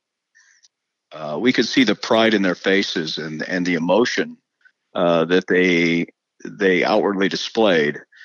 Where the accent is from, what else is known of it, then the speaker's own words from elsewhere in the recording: United States; as an American